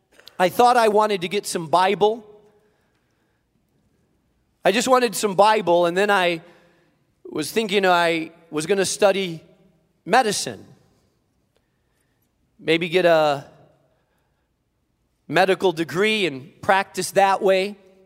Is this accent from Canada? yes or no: no; Spain; I grew up in Spain, so it's actually the southern tip of Spain, right above Africa, and there is some nice weather there.